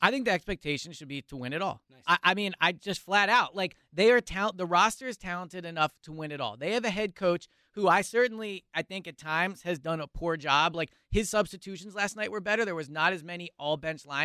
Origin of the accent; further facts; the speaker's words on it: Philadelphia, Pennsylvania, United States; growing up in the city watching basketball, like I grew up on Iverson